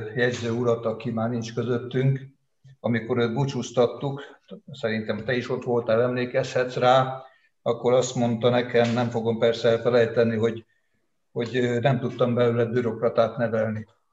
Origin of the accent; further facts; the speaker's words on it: Veszprém, Veszprém County, Hungary; Veszprémben születtem 52-ben, innen csak tanulni, meg katonának mentem el, tehát az egész életemet itt éltem le, és élem